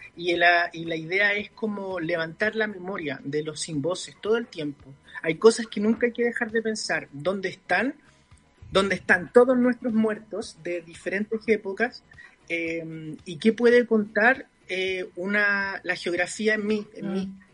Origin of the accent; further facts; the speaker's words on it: Santiago, Santiago Metropolitan Region, Chile; Yo soy del barrio de Bellavista